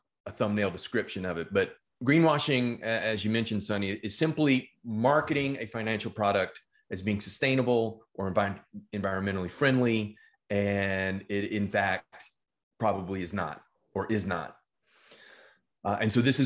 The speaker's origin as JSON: {"language": "English", "region": "Texas", "country": "United States", "said": "The state of Texas, my home state"}